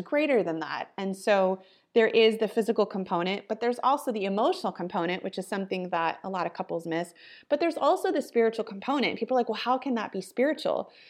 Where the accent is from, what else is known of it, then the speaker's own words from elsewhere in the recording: Ohio, United States; now in California, United States; I am born and raised in Ohio, so I'm a Midwest girl and living in California